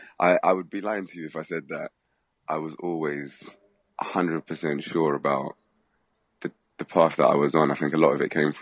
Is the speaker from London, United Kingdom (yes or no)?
yes; London, United Kingdom; I'm from London